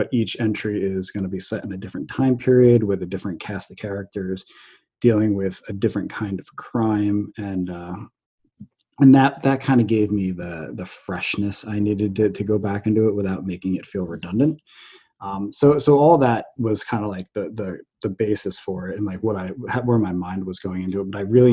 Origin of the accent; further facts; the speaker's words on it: New Jersey, United States; I grew up in New Jersey.